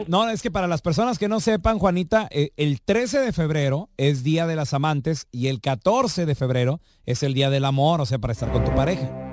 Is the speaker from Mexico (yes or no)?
yes; Mexico; cómo somos nosotros los mexicanos